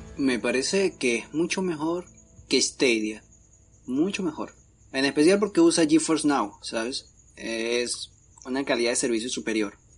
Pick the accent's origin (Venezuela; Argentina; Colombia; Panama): Venezuela; Mariara, Carabobo; Yo soy de Mariara, Estado Carabobo, en Venezuela.